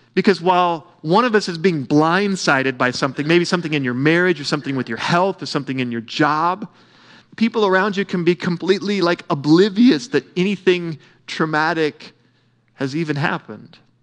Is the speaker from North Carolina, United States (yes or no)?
no; Oklahoma, United States; I grew up swimming in Melbourne Lake